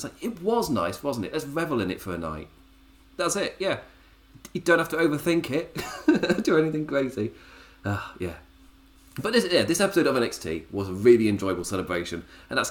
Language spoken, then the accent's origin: English; England, United Kingdom; I'm English